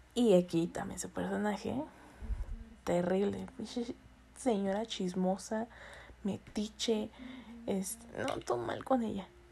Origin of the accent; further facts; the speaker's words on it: northern Mexico, Mexico; accent: medio norteño; se me sale el acento medio norteño